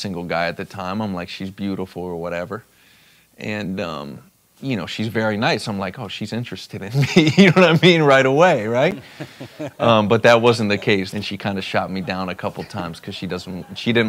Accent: South Florida, United States; also born or lived in Dallas, Texas; I was born in Dallas, Texas, and moved to South Florida at a young age with my family

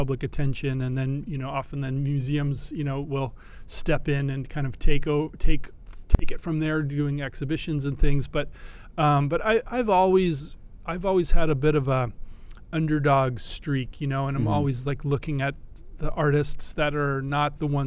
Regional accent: Southern California, United States; I grew up in Southern California

